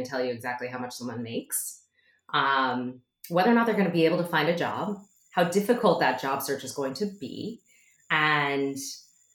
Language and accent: English; Midwest, United States; I grew up in the Midwest, and my parents, I'm first generation Chinese American